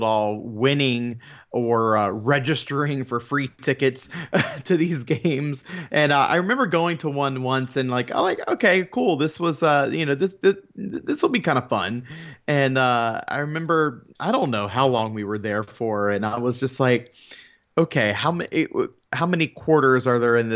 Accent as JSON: {"language": "English", "region": "Florida", "country": "United States", "tie": "born or raised there", "said": "being a Florida native and born and raised in Florida"}